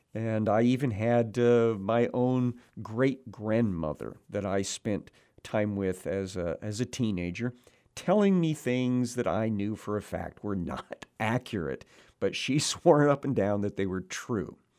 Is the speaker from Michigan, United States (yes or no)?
no; Cabool, Missouri, United States; moved away; my hometown, Kabul, Missouri